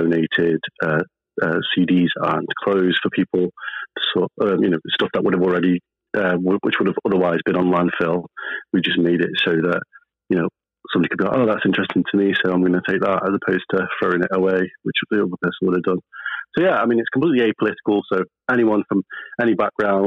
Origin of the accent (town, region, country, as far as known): Stoke-on-Trent, West Midlands, United Kingdom; born or raised there; also born or lived in Pakistan